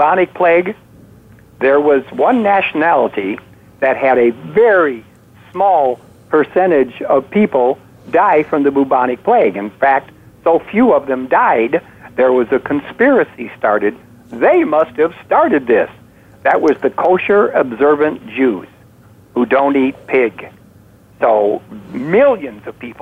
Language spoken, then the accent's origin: English; outside of Chicago, Illinois, United States; When I was growing up outside of Chicago